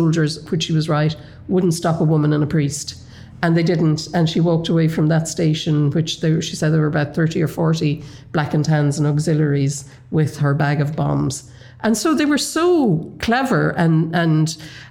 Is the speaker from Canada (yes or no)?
no; Kerry, Munster, Ireland; the village I grew up in Kerry